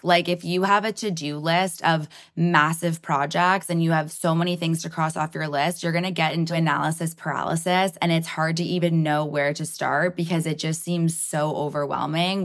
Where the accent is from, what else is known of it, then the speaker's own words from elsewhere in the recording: Toronto, Ontario, Canada; I'm so proud to be from Toronto